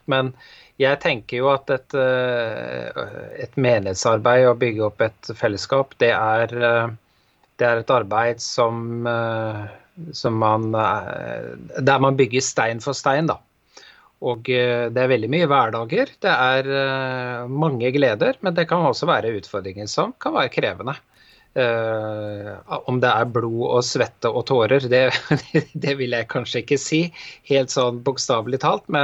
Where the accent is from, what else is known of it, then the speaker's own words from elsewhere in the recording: Bergen, Vestland, Norway; moved away; da jeg flytta fra Bergen for en del år siden, så merka jeg nok at det var et litt sånn annet lynne her enn eh, der jeg kom fra.